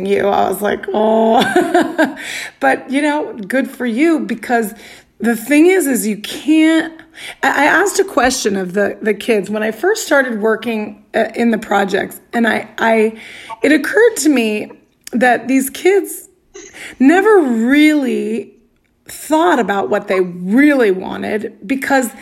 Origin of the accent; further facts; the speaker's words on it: Arizona, United States; moved away as an adult; also born or lived in Brooklyn; growing up in Arizona